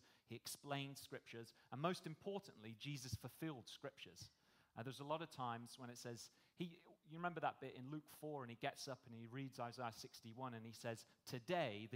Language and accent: English; United Kingdom; moved away as an adult; now in Australia; You probably tell from my accent, I'm not from here, I'm from the UK